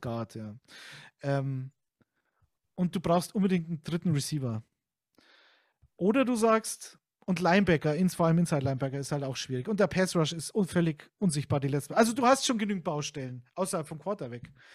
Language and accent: German; Munich, Bavaria, Germany; ich bin zwar aus Bayern und gebürtiger Münchner